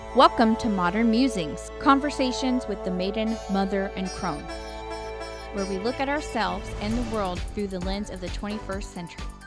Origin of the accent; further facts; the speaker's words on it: Texas, United States; We are from Texas, and we do pronounce things our own little way.